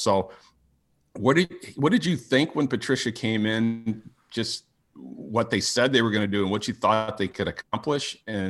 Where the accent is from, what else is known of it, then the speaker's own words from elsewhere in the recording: Michigan, United States; also born or lived in Dearborn, Michigan; Born and raised in Michigan